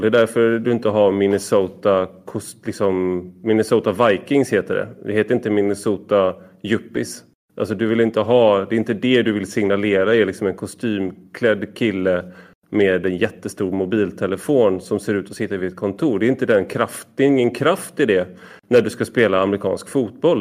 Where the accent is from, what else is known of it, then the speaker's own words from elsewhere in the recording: Gothenburg, Västra Götaland, Sweden; som en del hör så kommer jag från Göteborg